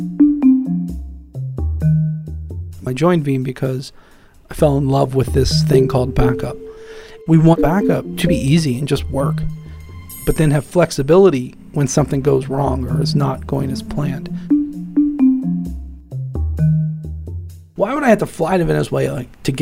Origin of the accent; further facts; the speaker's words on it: Midwest of the United States, United States; also born or lived in Ohio; Born and raised in the Midwest of the United States. I've lived in Ohio for most of my life.